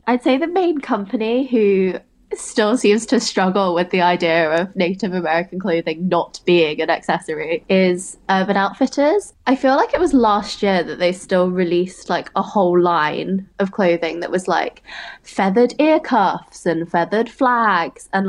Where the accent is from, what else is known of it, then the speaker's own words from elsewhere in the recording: United Kingdom; I'm British Chinese.